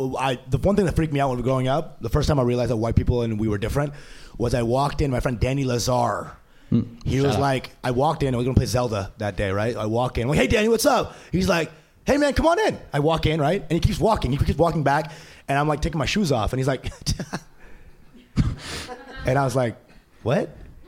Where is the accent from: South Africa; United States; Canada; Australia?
United States; Plano, Texas; Yes, Plano, Texas.